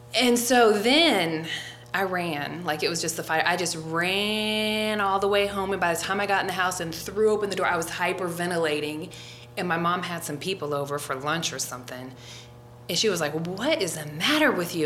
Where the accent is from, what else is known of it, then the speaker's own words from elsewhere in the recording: Forest Park, Ohio, United States; moved away; also born or lived in Colorado; I grew up in Forest Park, and that was one of the suburbs of Cincinnati